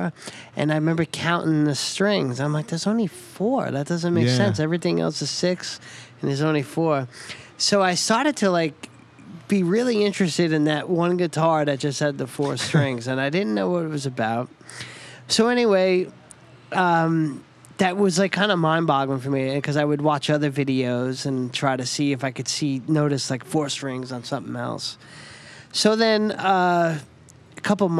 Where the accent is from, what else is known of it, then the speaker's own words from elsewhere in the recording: Lindenhurst, New York, United States; when I was a young kid, growing up in New York on Long Island, very close to New York City, a town called Lindenhurst